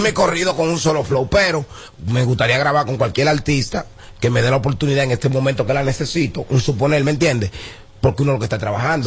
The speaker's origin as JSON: {"language": "Spanish", "country": "Dominican Republic", "said": "el verdadero joseador dominicano"}